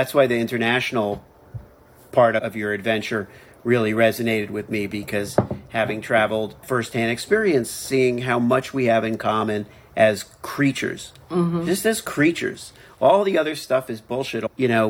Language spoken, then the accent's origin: English; Miami, Florida, United States